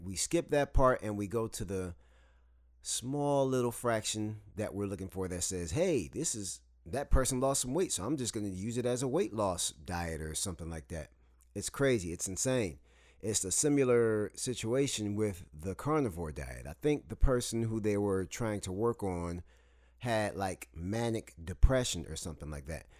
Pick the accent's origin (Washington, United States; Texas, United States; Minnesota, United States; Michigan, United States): Michigan, United States; Saginaw; moved away as an adult; also born or lived in the South (US); now in the South, United States; I'm from Saginaw, Michigan, and I live in the South now